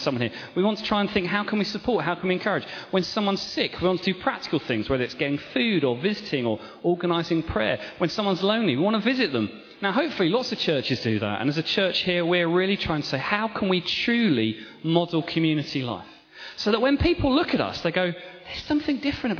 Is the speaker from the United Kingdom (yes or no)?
yes; Kent, South East England, United Kingdom; moved away; I grew up in Kent